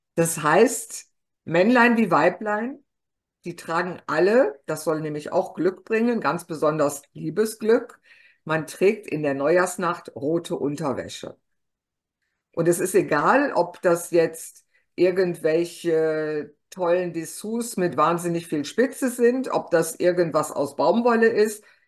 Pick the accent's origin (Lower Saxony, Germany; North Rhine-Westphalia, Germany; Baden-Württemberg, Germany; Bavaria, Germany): North Rhine-Westphalia, Germany; Ruhr area; ich bin ja eigentlich Westfale. Ich bin im Kohlenpott geboren.